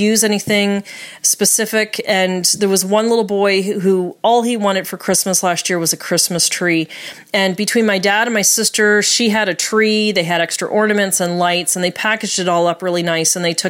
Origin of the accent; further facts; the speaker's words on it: Nova Scotia, Canada; moved away as an adult; also born or lived in Florida; now in Seattle, United States; I'm originally from Nova Scotia, Canada.